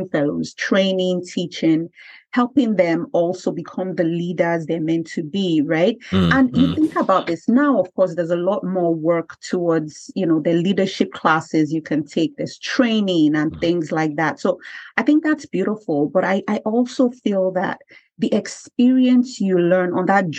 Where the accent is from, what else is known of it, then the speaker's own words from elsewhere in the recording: Nigeria; moved away as an adult; I came from Nigeria and I came here